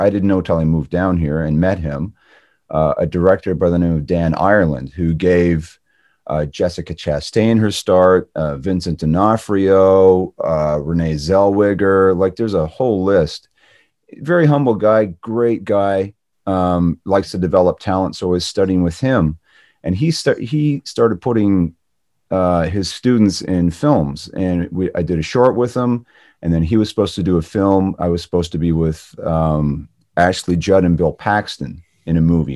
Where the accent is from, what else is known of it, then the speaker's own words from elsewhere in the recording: Canada; moved away; Being Canadian